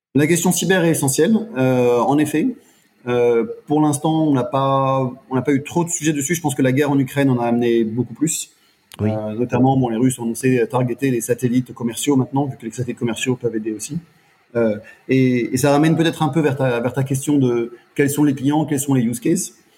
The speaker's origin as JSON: {"language": "French", "country": "France", "moved": "yes", "said": "je suis français"}